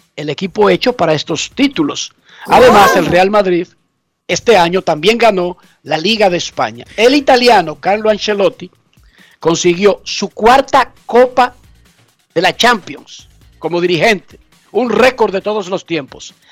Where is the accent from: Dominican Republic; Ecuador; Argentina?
Dominican Republic